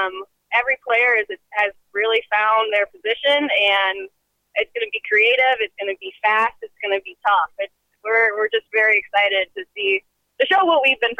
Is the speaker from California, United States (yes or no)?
yes; California, United States; now in Twin Cities, United States; I'm from California, and I was moving to the Twin Cities